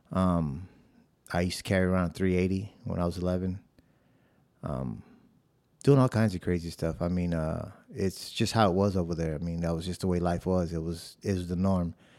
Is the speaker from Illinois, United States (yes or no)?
yes; Chicago, Illinois, United States; moved away as an adult; also born or lived in South Bronx, New York; now in San Antonio, United States; I was born in the South Bronx of New York, and then I was raised in the South Side of Chicago